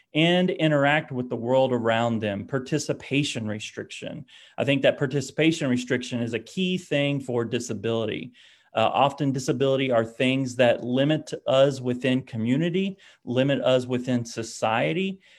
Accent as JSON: {"language": "English", "region": "Oklahoma", "country": "United States", "said": "I'm from Oklahoma"}